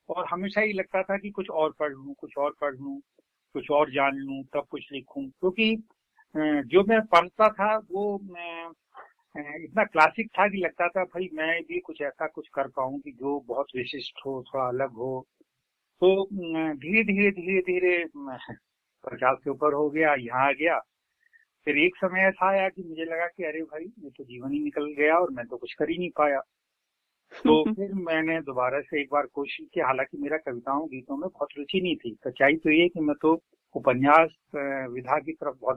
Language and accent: Hindi; Uttar Pradesh, India; मेरा जन्म तो मेरे ननिहाल में हुआ लेकिन मैं पढ़ा पूरे उत्तर प्रदेश में बहुत सारी जगह